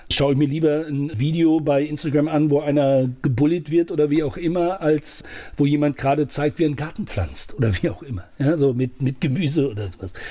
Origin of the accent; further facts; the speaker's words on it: Saudi Arabia; now in Germany; Ich bin im Ausland aufgewachsen. Und wenn ich jetzt einfach als Deutscher da drin geblieben wäre, ich hätte auch in meinem Camp bleiben können, hätte in Saudi-Arabien mein, mein Schweinefleisch essen können